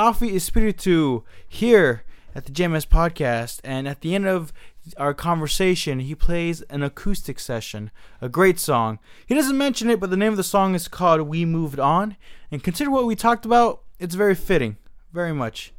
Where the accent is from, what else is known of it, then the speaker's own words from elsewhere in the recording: San Jose, California, United States; here in my hometown of San Jose